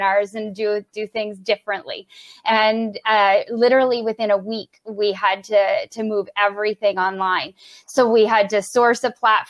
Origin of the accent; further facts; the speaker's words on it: Brockville, Ontario, Canada; moved away as an adult; now in Ottawa, Canada; I was working for the small business enterprise center in my hometown of Brockville.